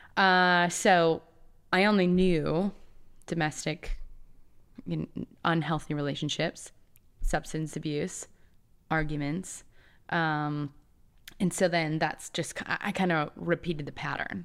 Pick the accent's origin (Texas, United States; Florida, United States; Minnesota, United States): Minnesota, United States; Two Harbors; moved away; also born or lived in California; I grew up in a tiny town in Minnesota. It's called Two Harbors